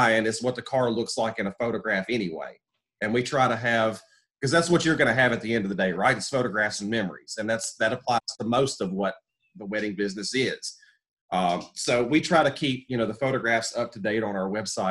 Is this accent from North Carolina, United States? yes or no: yes; North Carolina, United States; also born or lived in Birmingham, Alabama / Marion, North Carolina; I split time between Alabama and North Carolina, which, you know, I'm originally from North Carolina